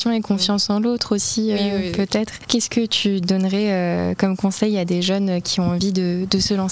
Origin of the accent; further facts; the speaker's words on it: Normandy, France; je suis originaire de Normandie, j'ai vécu en Normandie toute ma vie.